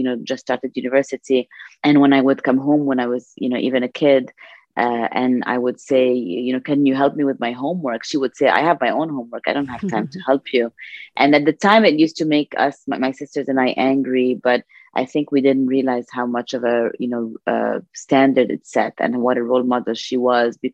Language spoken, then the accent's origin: English; Beirut, Beirut Governorate, Lebanon; We're four girls in the house. And we grew up in Lebanon